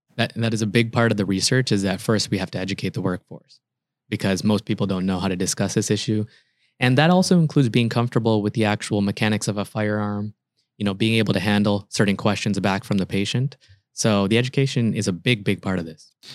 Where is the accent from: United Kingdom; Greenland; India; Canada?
Canada; moved away as an adult; also born or lived in Toronto, Canada / Chicago, United States; now in United States; actually, I'm a Canadian. I trained in Canada, and then I did my fellowship in Chicago.